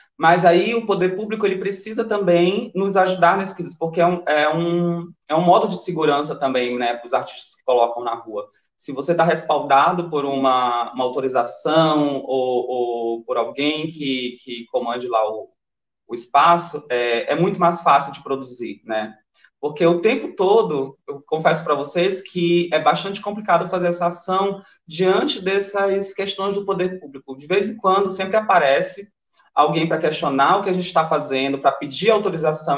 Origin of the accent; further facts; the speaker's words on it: interior of Maranhão, Brazil; accent: paraense; now in São Luís, Brazil; eu sou do interior do Maranhão, na verdade. É, sou de Luz do uma cidade chamada Luz Domingues, que fica 12 horas de viagem daqui